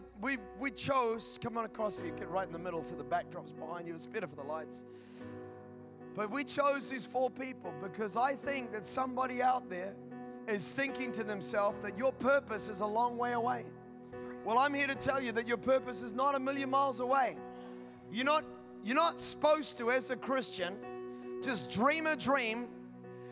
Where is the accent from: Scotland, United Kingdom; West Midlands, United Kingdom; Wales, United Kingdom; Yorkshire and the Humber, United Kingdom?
Scotland, United Kingdom; I'm Scottish